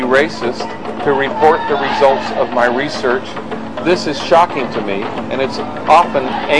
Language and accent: English; Southern California, United States; moved away as an adult; I was raised in Southern California, and I came from a very blue-collar family. My stepfather worked in a packing shed. My father was a cowboy. My mother was a waitress.